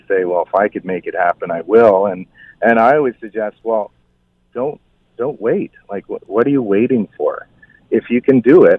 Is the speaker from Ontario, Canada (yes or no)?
yes; Balsam Lake, Ontario, Canada; moved away as an adult; also born or lived in Toronto; I grew up on Balsam Lake, and we always kept our cottage here.